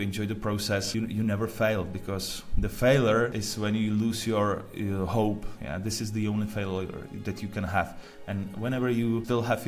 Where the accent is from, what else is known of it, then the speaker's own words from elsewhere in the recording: Prague, Czechia; I'm originally from Prague